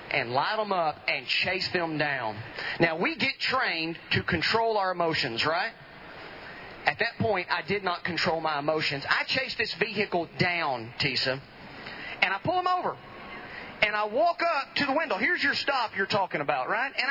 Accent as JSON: {"language": "English", "town": "Edom", "region": "Texas", "country": "United States", "said": "Edom, the beautiful part of Van Zandt County."}